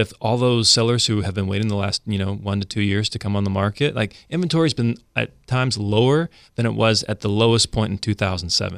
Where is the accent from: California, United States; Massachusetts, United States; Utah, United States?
California, United States; Central; moved away as an adult; now in Sacramento, United States; We're from Central California originally